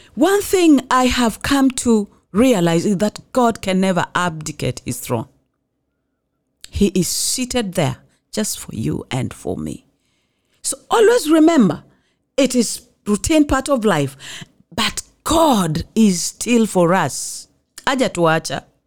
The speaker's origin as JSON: {"language": "English", "town": "Mombasa", "region": "Mombasa County", "country": "Kenya", "said": "I come from Mombasa"}